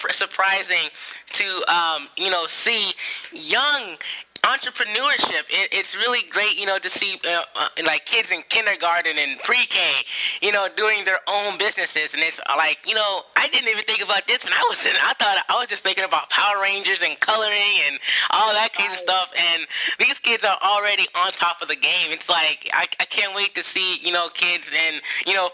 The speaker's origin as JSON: {"language": "English", "town": "San Diego", "region": "California", "country": "United States", "said": "I'm from San Diego."}